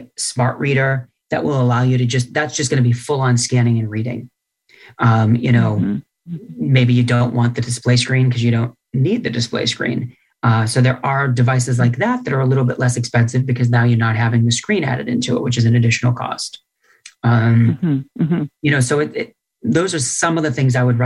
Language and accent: English; New England, United States; moved away; I'm from New England originally